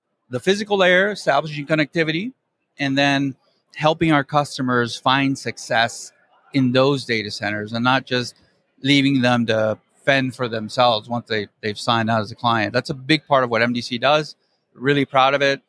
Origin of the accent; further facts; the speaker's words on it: McAllen, Texas, United States; I'm from McAllen, born and raised